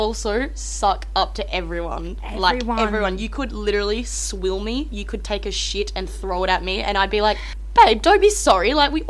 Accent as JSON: {"language": "English", "town": "Darwin", "region": "Northern Territory", "country": "Australia", "tie": "born or raised there", "said": "I was born back in Darwin. My family lived there."}